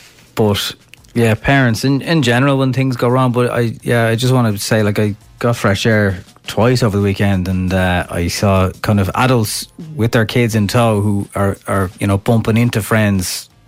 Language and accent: English; Johnstown Bridge, County Kildare, Ireland; from Johnstown Bridge.